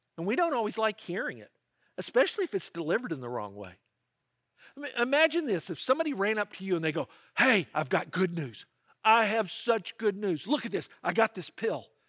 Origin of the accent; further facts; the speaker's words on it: Memphis, Tennessee, United States; I grew up in Memphis, Tennessee, and if you're a Memphian